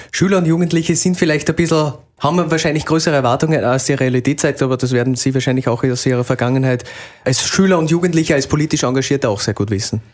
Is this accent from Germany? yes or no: no; Salzburg, Austria; sage ich als Salzburger